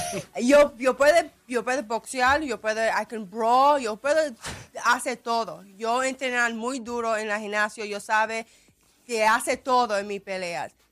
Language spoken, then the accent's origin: Spanish; Puerto Rico; Pero yo soy una boricua orgullosa y siempre trabaja duro para ser sus campeonas.